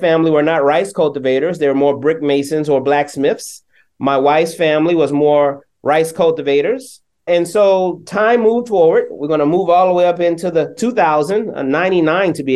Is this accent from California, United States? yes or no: no; Mount Pleasant, South Carolina, United States; I'm from Mount Pleasant of six generations. So Mount Pleasant is a little north of Charleston